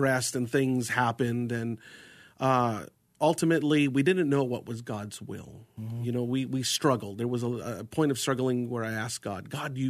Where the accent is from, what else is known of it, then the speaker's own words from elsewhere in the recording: Arizona, United States; also born or lived in New York / Jordan (family); I was born in New York, you know, and most of my influential years had been here in Arizona.